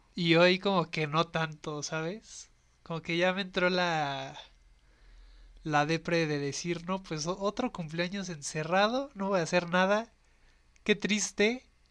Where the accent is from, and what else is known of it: Mexico City, Mexico